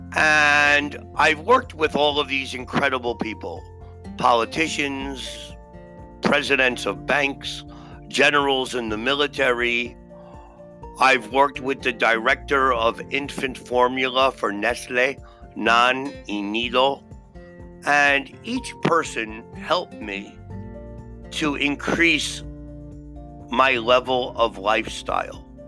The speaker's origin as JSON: {"language": "English", "town": "New York City", "region": "New York", "country": "United States", "tie": "born or raised there", "said": "I was born and raised in Brooklyn"}